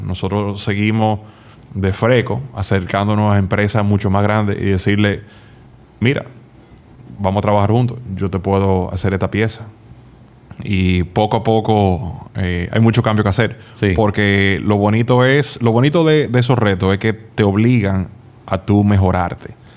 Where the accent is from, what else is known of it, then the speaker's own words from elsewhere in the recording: Dominican Republic; also born or lived in Massachusetts, United States / Indiana, United States; de República Dominicana